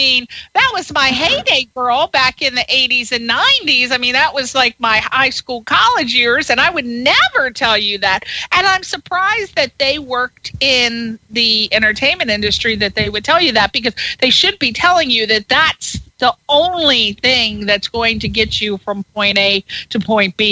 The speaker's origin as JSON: {"language": "English", "town": "Monroe", "region": "Connecticut", "country": "United States", "said": "I heard you were from Connecticut. I'm from Monroe."}